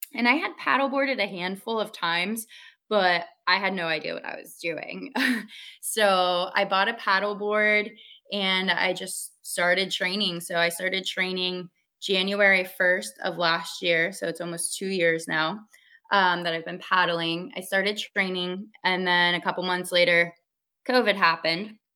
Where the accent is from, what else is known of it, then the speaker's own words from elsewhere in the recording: West Palm Beach, Florida, United States; also born or lived in Jacksonville, Florida / California; I'm a South Florida native. Um, I've ever since I was born in West Palm Beach, I've kind of lived all over the county